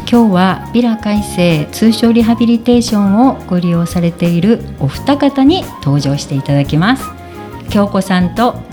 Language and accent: Japanese; Obihiro, Hokkaido, Japan; 帯広ですね。はい、帯広育ちです、